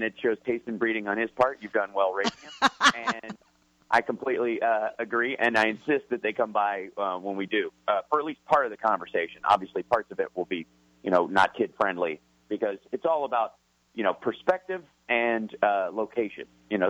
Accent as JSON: {"language": "English", "region": "Kentucky", "country": "United States"}